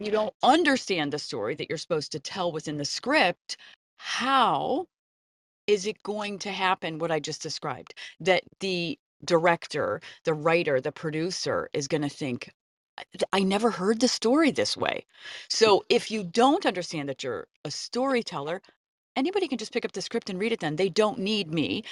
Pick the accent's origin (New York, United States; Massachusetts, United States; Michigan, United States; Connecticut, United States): Connecticut, United States; I saw my first Broadway show growing up in Connecticut